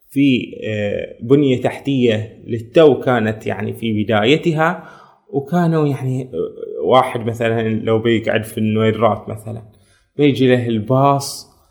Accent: Bahrain; احنا في البحرين عندنا ذكريات واجد ذكريات حليوه وذكريات تجمعنا كبحرينيين

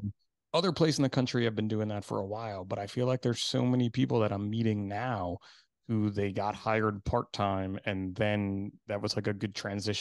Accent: New Jersey, United States; Kids and wives. I only have one wife. I'm from

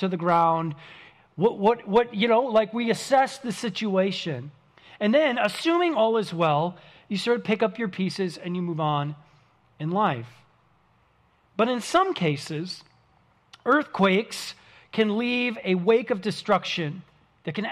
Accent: St. Paul, Minnesota, United States; I grew up in the Midwestern city of St. Paul, Minnesota.

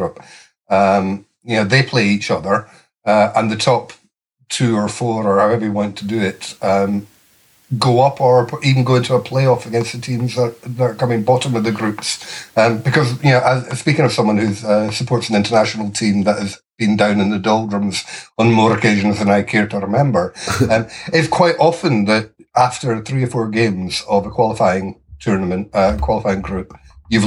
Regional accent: Perth, Scotland, United Kingdom; moved away as an adult; now in Manchester, United Kingdom; I grew up in Perth

